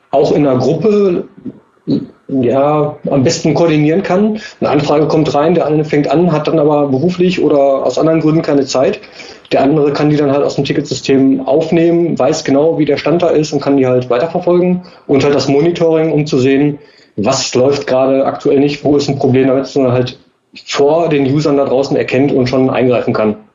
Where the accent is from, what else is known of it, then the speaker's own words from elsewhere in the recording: Karlsruhe, Baden-Württemberg, Germany; ähm, bin aus Karlsruhe, bin 33 Jahre alt.